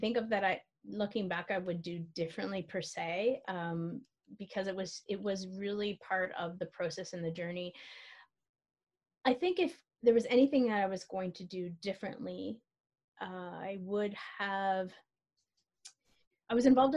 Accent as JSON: {"language": "English", "town": "Ottawa", "region": "Ontario", "country": "Canada", "tie": "born or raised there", "said": "I'm born and bred Ottawa Valley"}